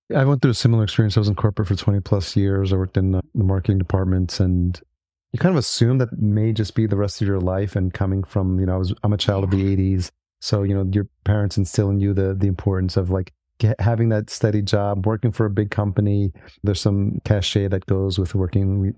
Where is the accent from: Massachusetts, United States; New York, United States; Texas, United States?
New York, United States; I grew up in New York